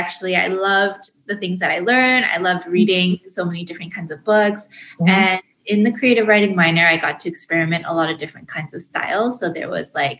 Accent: Vancouver, British Columbia, Canada; my parents immigrated from South Korea to Vancouver, BC, where I was born. My siblings and I were all born in Canada. So yeah, I was born and raised here, lived here my whole life.

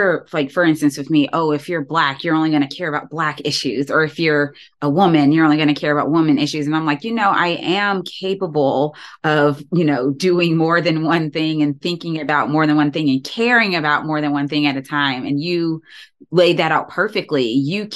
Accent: Georgia, United States; I was also born and raised in Georgia

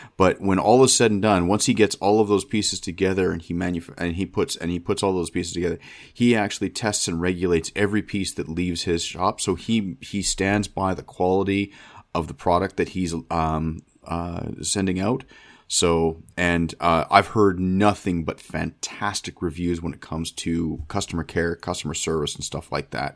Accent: Canada; being Canadian

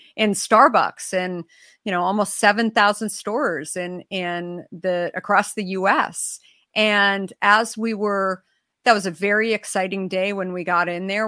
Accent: Arizona, United States; I grew up in Arizona

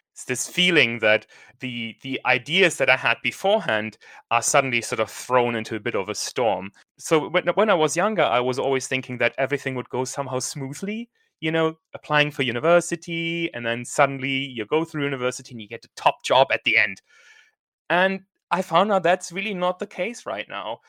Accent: Germany; now in United Kingdom; I'm from Germany, and I'm sort of thinking, okay, do I want to go back to Germany at some point?

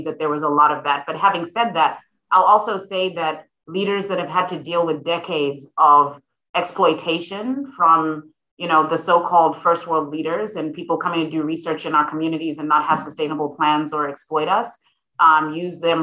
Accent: Harare, Zimbabwe; now in St. Louis, United States; growing up in Harare, Zimbabwe

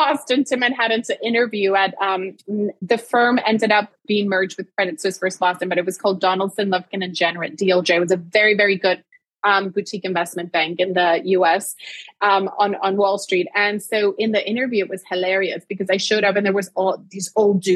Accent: Puerto Rico; I was born and raised in Puerto Rico

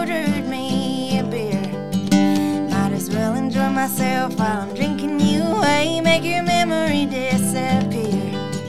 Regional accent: Canby, Oregon, United States; I wrote it about my hometown. I was born and raised in Canby, Oregon, and we only have two bars.

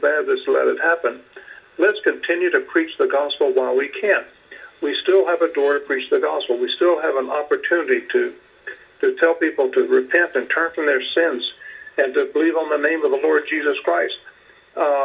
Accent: United States

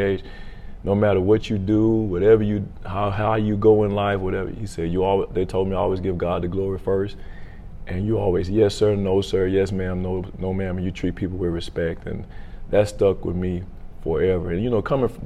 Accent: Tallulah, Louisiana, United States; also born or lived in Vicksburg, Mississippi; born and well raised in Tallulah

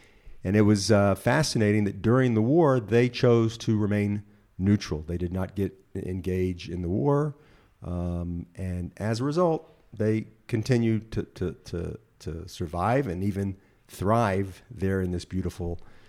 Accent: Memphis, Tennessee, United States; also born or lived in Jerusalem; And of course I was there from Memphis and Jerusalem.

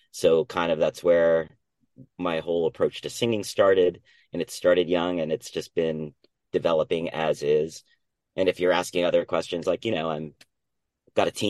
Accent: New Jersey, United States; I was born and raised in New Jersey

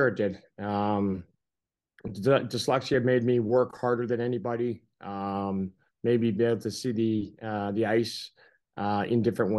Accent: Canada; I grew up in Canada.

